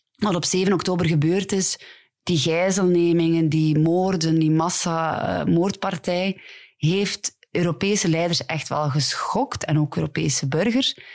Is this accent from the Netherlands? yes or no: no; Ghent, Flanders, Belgium; Ik ben van Gent, dus ik ken vooral de Gentse scène